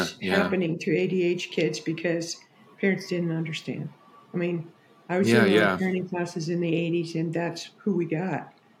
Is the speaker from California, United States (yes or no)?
yes; San Jose, California, United States; I grew up in San Jose. I was born in 52.